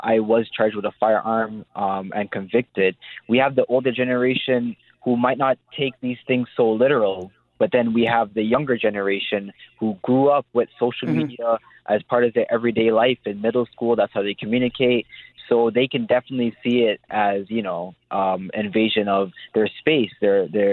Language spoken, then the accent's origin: English; Toronto, Ontario, Canada; I grew up in Etobicoke.